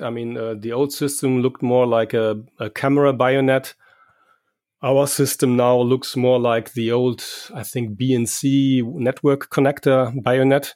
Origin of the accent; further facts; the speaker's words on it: Germany; I'm from Germany